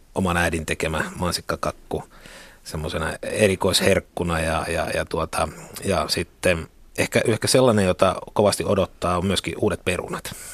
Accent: Kuopio, North Savo, Finland; moved away as an adult; now in Helsinki, Finland; mä tulin tänne niin kuin Kuopiosta tänne Helsinkiin

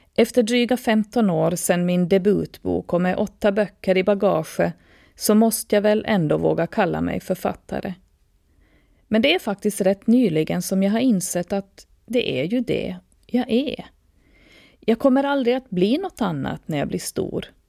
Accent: Åland Islands; född och uppvuxen på Åland med mina rötter i Österbotten och resten av världen

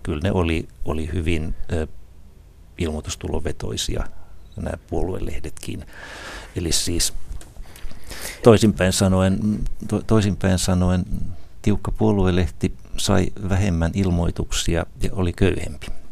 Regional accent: Isokyrö, South Ostrobothnia, Finland; moved away; also born or lived in Ylihärmä; mä vain synnyin Ylihärmässä, mutta olen isokyröläinen noin varsinaisesti, naapurikunta kuitenkin

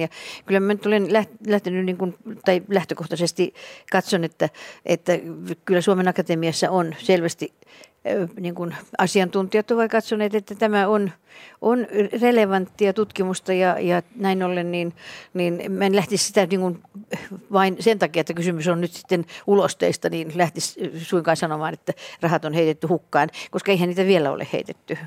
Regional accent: Imatra, South Karelia, Finland; mä olen kotoisin Imatralta

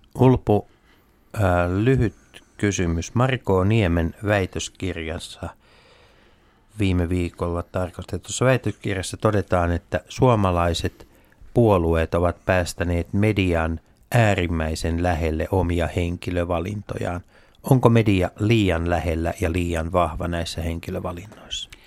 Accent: Tampere, Pirkanmaa, Finland; meillä Tampereella

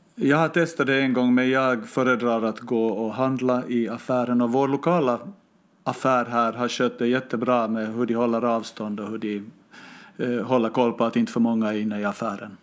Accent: Finland; now in Stockholm, Sweden; jag hoppade ju till som finlandssvensk

